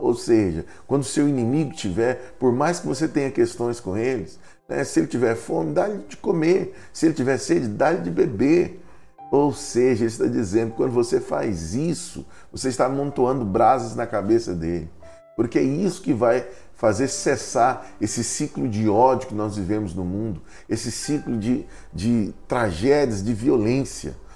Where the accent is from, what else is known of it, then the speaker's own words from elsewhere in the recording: Goiás, Brazil; moved away; Para nós é muito comum em Goiás